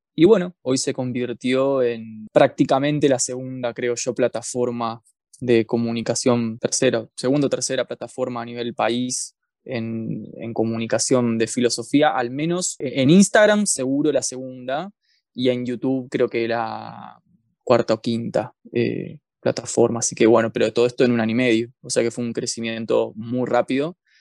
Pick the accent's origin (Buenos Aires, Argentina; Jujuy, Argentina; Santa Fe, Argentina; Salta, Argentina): Buenos Aires, Argentina; moved away as an adult; now in Bariloche, Argentina; yo soy de Capital Federal, de la provincia de Buenos Aires, pero vivo en la ciudad de Bariloche hace ya casi cuatro años.